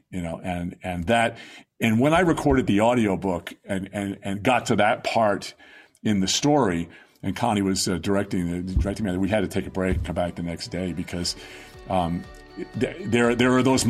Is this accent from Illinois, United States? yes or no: no; Long Island, New York, United States; My parents ran the church when I was growing up on Long Island.